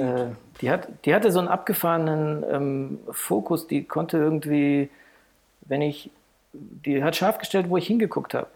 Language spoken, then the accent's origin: German; Heidelberg, Baden-Württemberg, Germany; now in Frankfurt, Germany; ich bin geboren in Heidelberg